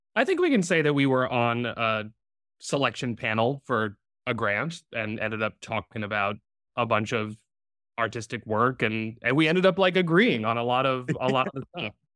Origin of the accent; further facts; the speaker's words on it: Providence, Rhode Island, United States; moved away as an adult; now in New York, United States; I was born and raised in Providence, Rhode Island